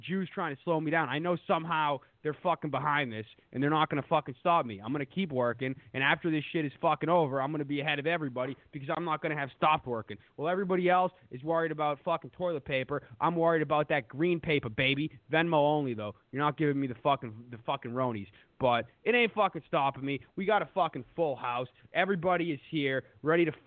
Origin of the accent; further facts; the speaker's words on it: Needham, Massachusetts, United States; when I grew up in Needham, it was a fucking stupid Jew town